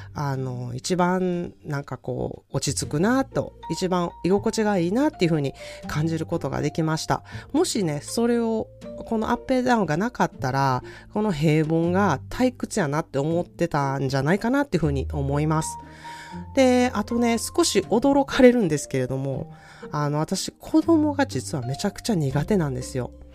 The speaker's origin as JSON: {"language": "Japanese", "region": "Osaka", "country": "Japan", "tie": "born or raised there", "moved": "as an adult", "lives_now": "California, United States", "said": "私は大阪出身の、えー、カリフォルニア在住30年になる"}